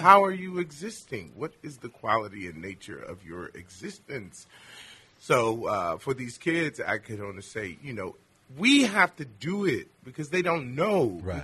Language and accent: English; Richmond, Virginia, United States; In Richmond, Virginia